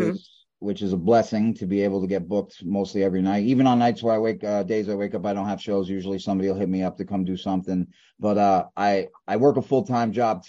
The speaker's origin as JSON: {"language": "English", "town": "Brooklyn", "region": "New York", "country": "United States", "tie": "born or raised there", "said": "East New York."}